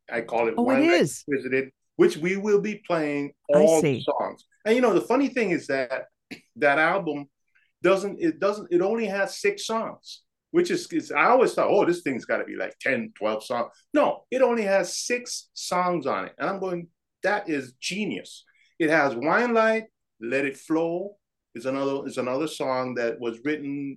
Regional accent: Panama; moved away as an adult; now in Minnesota, United States; I grew up in on the Canal Zone in Panama. That's where I was born.

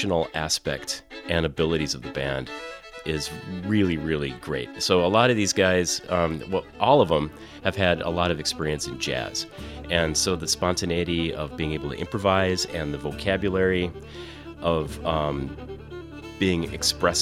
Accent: Minnesota, United States; I grew up in Minnesota.

